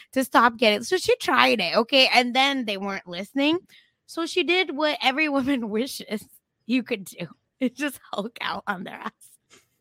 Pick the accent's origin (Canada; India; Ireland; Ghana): India; moved away; I grew up in India